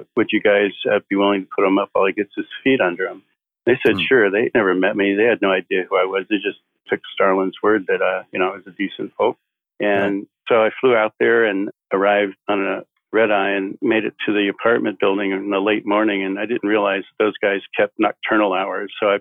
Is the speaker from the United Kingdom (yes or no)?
no; San Leandro, California, United States; moved away as an adult; also born or lived in Hawaii / New York; we were basically in San Leandro, California, which is below Oakland and above Hayward. And I pretty much grew up there until I was about 21 or 2